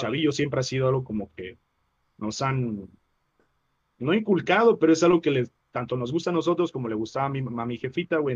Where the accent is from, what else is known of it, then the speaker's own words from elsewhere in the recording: Chiapas, Mexico; moved away as an adult; also born or lived in Mexico City; terminando la preparatoria en, Chiapas